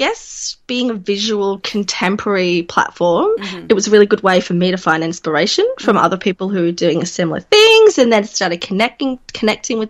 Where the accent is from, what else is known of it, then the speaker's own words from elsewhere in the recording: Leeds, Yorkshire and the Humber, United Kingdom; moved away as an adult; also born or lived in regional Victoria, Australia; now in Victoria, Australia; I'm from Yorkshire. I'm from Leeds.